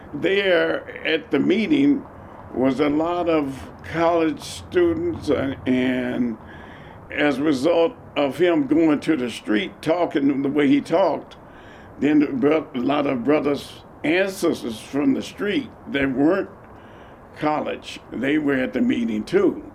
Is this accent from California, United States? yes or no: yes; Oakland, California, United States; I was born in Oakland and raised in Oakland